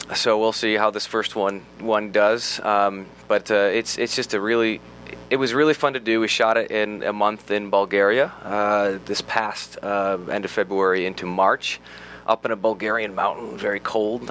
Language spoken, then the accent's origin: English; United States; being an American actor